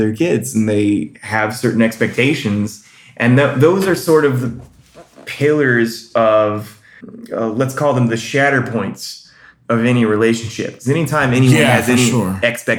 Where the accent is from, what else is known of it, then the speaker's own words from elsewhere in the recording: North Carolina, United States; moved away as an adult; also born or lived in Orlando; I'm from North Carolina, but I ran away to Orlando